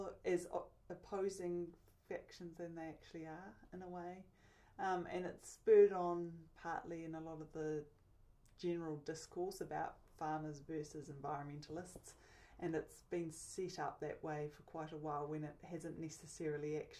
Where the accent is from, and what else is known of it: New Zealand